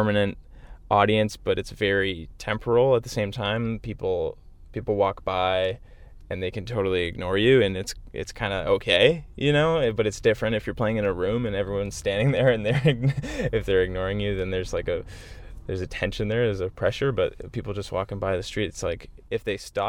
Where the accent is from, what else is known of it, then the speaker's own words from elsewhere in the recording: Whitby, Ontario, Canada; where I grew up in Whitby, Ontario, in that sort of Durham region.